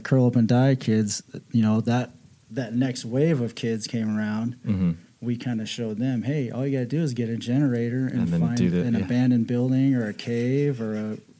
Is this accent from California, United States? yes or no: no; Las Vegas, Nevada, United States; born or raised there; also born or lived in Iowa